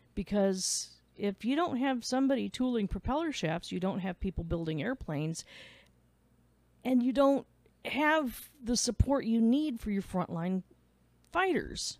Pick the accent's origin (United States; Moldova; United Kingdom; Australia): United States; Midwest; now in Clarksville, United States; I'm from the Midwest. We're blunt.